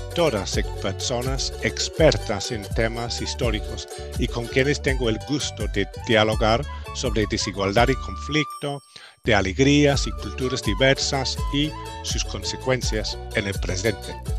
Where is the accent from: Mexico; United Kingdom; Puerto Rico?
United Kingdom; moved away; sigo siendo yo también extranjero, británico, gringo.